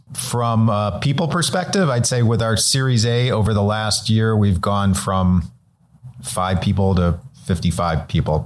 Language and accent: English; Cleveland, Ohio, United States; now in Los Angeles, United States; I'm originally from Cleveland, Ohio